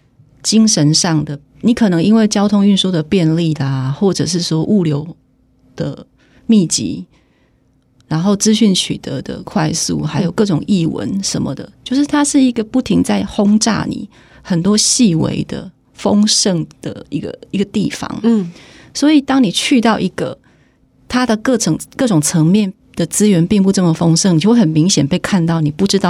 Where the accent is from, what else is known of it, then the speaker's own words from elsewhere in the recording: Taiwan; now in Taipei, Taiwan; 我台湾人啊，这台湾人我可以讲。